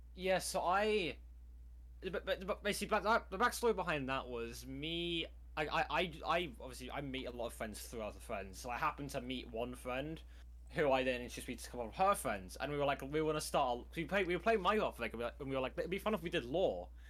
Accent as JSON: {"language": "English", "country": "United Kingdom", "said": "I'm British."}